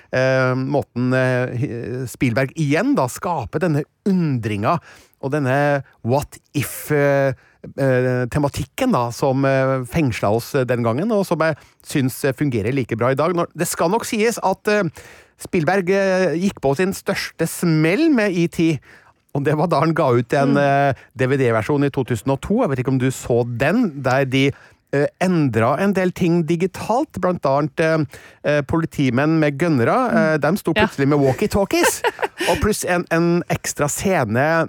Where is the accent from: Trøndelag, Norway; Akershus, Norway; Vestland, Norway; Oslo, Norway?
Trøndelag, Norway; Stjørdal; jeg kommer da fra Stjørdal i mm, Trøndelag